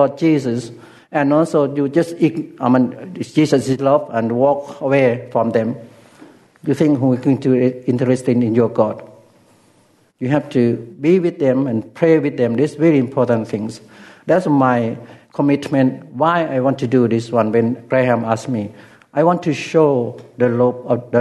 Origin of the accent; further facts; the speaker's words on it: Ubon Ratchathani, Thailand; first language Lao; English is a second language; moved away; in my hometown, there were a lot of American Air Force in Ubon Ratchathani